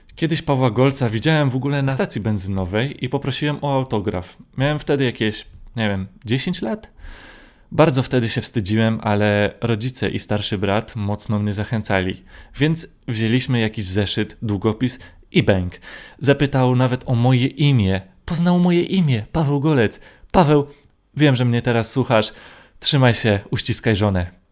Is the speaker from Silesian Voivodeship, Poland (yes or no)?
no; Gdynia, Pomeranian Voivodeship, Poland; jestem z Gdyni, więc musiałem przyjechać do Warszawy